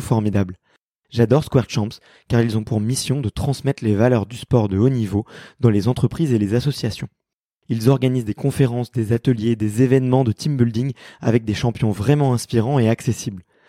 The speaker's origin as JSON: {"language": "French", "town": "Paris", "region": "Île-de-France", "country": "France", "tie": "born or raised there", "said": "je suis né à Paris"}